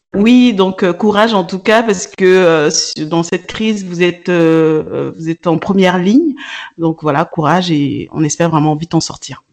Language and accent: French; Burkina Faso; moved away; moi, je suis originaire du Burkina